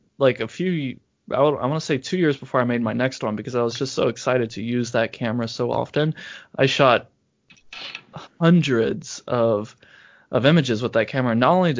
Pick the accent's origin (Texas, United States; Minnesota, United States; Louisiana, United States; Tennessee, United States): Louisiana, United States; also born or lived in Oklahoma; now in Brooklyn, United States; I grew up in Louisiana before I moved to Oklahoma